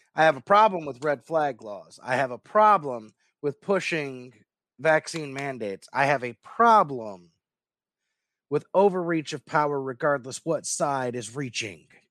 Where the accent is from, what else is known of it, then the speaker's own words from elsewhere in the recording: Louisville, Kentucky, United States; my birth city is Louisville.